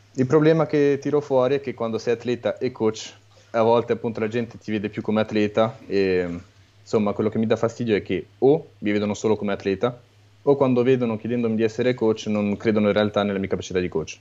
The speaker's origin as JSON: {"language": "Italian", "country": "Italy", "tie": "born or raised there", "moved": "yes", "lives_now": "France", "said": "sono nato e cresciuto in Italia"}